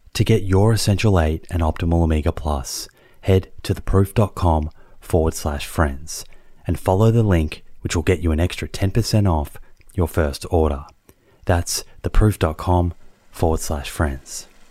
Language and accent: English; Melbourne, Victoria, Australia; now in Sydney, Australia; growing up in Melbourne